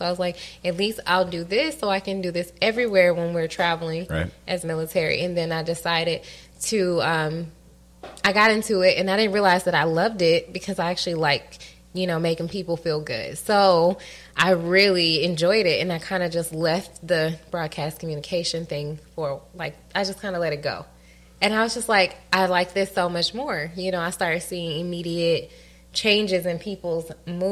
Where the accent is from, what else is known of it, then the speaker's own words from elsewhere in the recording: Atlanta, Georgia, United States; also born or lived in Connecticut; I was born in Connecticut, right? Mm-hmm. And then I moved to Atlanta.